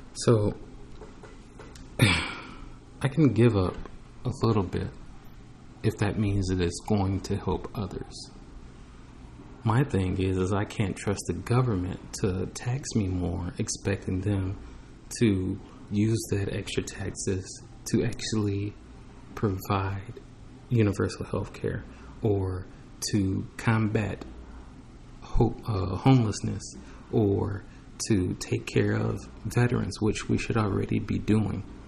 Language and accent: English; United States; I was born in America